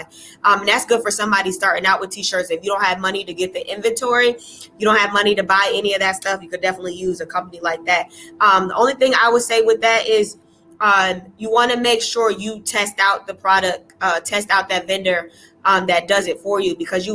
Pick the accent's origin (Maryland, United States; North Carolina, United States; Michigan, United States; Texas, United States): North Carolina, United States; Raleigh; I'm from Raleigh